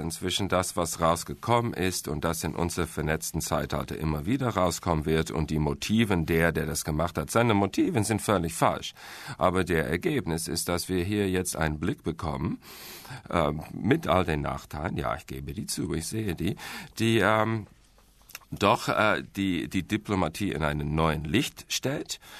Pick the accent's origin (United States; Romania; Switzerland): United States; German is a second language; Und daher äh, als Amerikaner, ich bin ja immer optimistisch, sage ich, Glas ist halb voll.